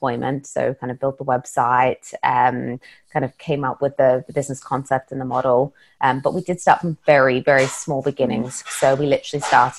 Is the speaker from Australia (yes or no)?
yes; Australia; moved away; I'm originally from Australia, and back in Australia, I actually trained as a chef